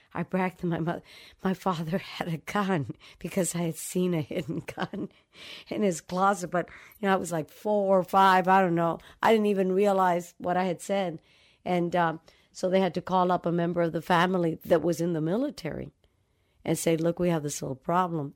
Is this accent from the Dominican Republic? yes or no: yes; Dominican Republic; moved away; also born or lived in New York City; I grew up in the Dominican Republic, in the middle of, um, I call it a tribal kind of family